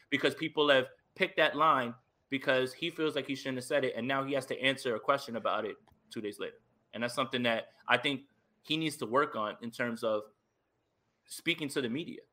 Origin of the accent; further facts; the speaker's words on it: East Coast, New Jersey, United States; I'm from the East Coast, right? I'm in Jersey